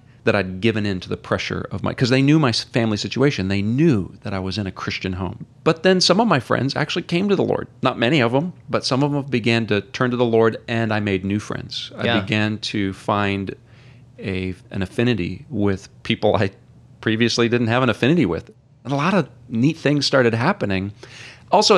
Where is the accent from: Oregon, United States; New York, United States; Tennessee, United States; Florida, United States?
Oregon, United States; moved away as an adult; also born or lived in Chicago, Illinois / Mount Carroll, Illinois; now in San Antonio, United States; I grew up in Oregon